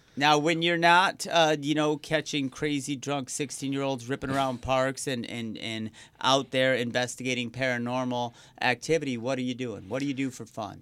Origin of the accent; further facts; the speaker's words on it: Riverview, Michigan, United States; also born or lived in Wyandotte, Michigan; growing up in Riverview, which we actually shared the zip code with mm-hmm. Wyandotte